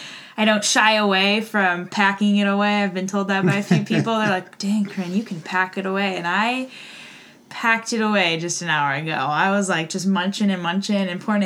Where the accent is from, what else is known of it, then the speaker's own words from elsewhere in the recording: Oregon, United States; also born or lived in Spokane, Washington; I was born in Spokane, Washington, but raised here in Oregon, so I'm not a true Oregonian, but I came to Oregon State. This is my last year, so I came to Oregon State in 2015